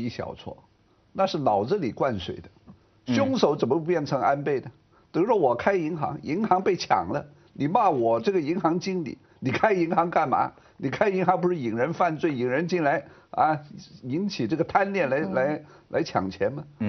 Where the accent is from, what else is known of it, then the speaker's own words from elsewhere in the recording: France; Chinese is a second language; 我身为法国人，我当然关注法国漫画家之死。